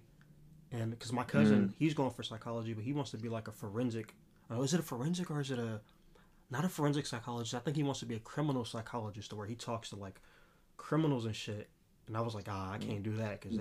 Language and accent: English; Los Angeles, California, United States; I'm from South Central